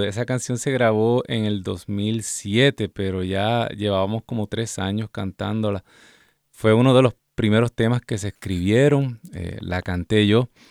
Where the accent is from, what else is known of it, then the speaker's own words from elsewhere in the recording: Ciales, Puerto Rico; mi pueblo, en el pueblo de Ciales, Puerto Rico